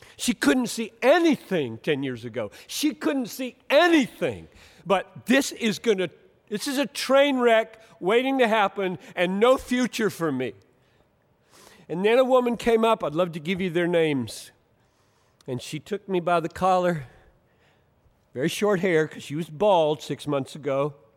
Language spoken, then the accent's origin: English; Greenville, South Carolina, United States; now in Minneapolis, United States; growing up in Greenville, South Carolina